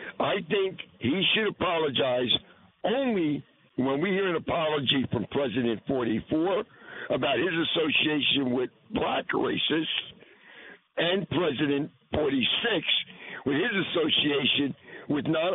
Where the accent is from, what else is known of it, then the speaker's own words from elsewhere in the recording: Newark, New Jersey, United States; I was born and raised in the city of Newark, New Jersey my entire life